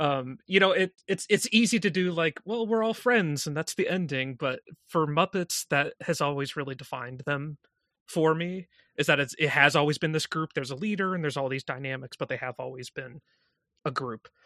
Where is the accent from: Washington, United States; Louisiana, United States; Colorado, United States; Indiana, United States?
Indiana, United States; moved away as an adult; now in New York, United States; when I moved to New York from my hometown in Indiana